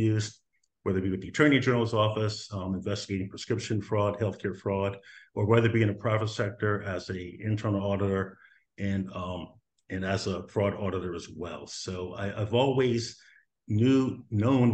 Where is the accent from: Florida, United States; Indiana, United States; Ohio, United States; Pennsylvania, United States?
Pennsylvania, United States; Harrisburg; I grew up here in Harrisburg, just north of Harrisburg, a little community called Susquehanna Township, raised here with my five siblings and my parents